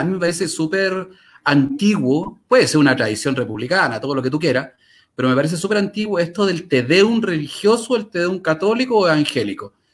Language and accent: Spanish; Chile; moved away as an adult; also born or lived in Paris, France; now in Santiago, Chile; yo no soy de Santiago. Yo un buen día me fui de mi ciudad natal a París y volví a vivir a Chile, a la ciudad de Santiago